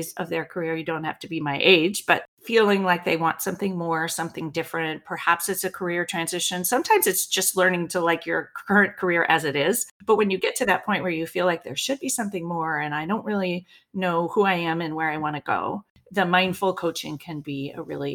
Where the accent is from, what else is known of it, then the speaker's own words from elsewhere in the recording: Berkeley, California, United States; I grew up in Berkeley, California